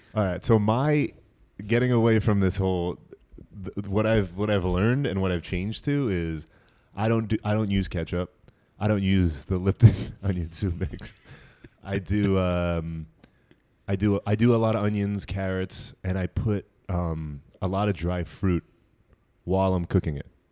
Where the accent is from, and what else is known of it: New Jersey, United States; also born or lived in Brooklyn, New York